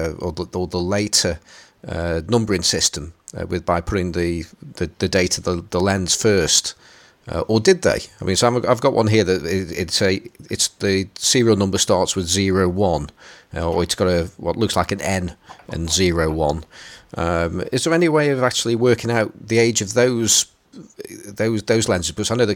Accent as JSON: {"language": "English", "country": "United Kingdom", "said": "I say Z because I'm British."}